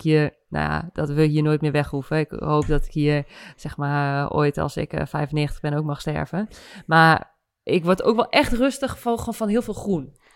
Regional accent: Winterswijk, Gelderland, Netherlands; moved away; also born or lived in Randstad; Winterswijk rijd, waar ik vandaan kom

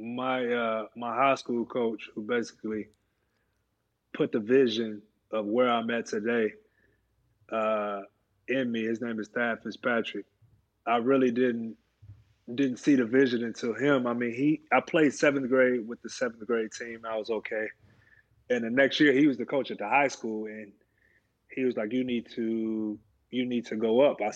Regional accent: Alabama, United States; moved away as an adult; also born or lived in Indiana; I'm 10 minutes from the University of Alabama, and you know, it is football country

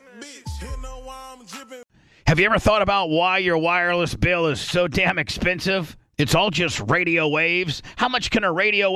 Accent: Warsaw, Indiana, United States; my hometown, Warsaw, Indiana

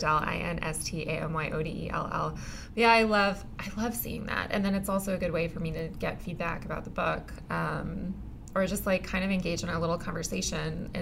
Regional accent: Texas, United States; I'm also from Texas

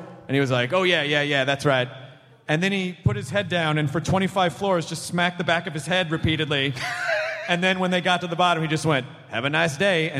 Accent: Memphis, Tennessee, United States; also born or lived in Louisville, Kentucky; now in California, United States; I was born in Louisville, Kentucky. I grew up in Memphis, Tennessee.

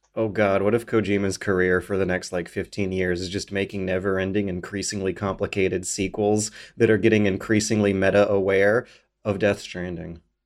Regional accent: Canada; I'm a Canadian, uh, internet video producer

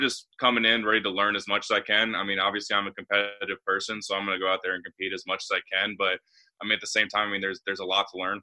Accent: South Bend, Indiana, United States; also born or lived in Muncie, Indiana; this state means a lot to me. I mean, I've lived here my whole life

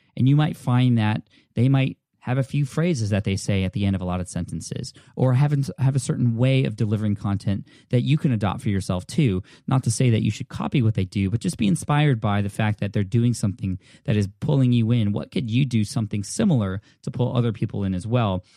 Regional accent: California, United States; I'm from California

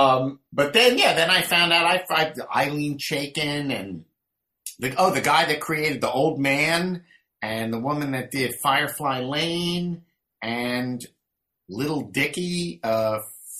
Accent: Melrose Park, Pennsylvania, United States; I grew up right outside of Philadelphia. Melrose Park was the name of the town

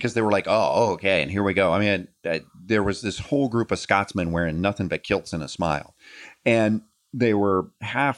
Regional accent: United States; I'm an American

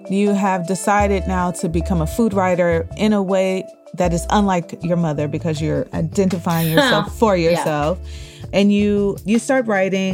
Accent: Midwest, United States; growing up in the Midwest, I ate a lot of fusions

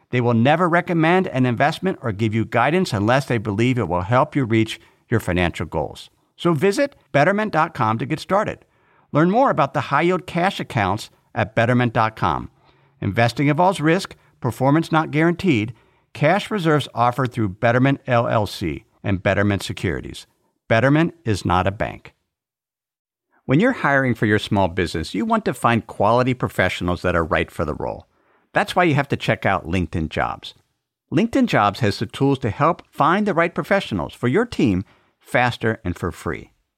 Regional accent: Idaho, United States; in my home state of Idaho

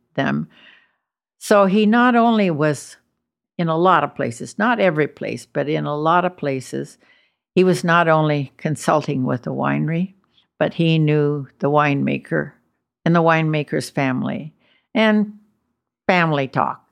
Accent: United States; I'm, I'm American

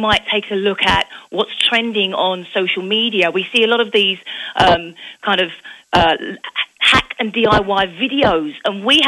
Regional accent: Essex, East of England, United Kingdom; moved away as an adult; now in Phoenix, United States; I'm born and raised in England, a place called Essex, just outside of London. And I actually moved to America in 2005

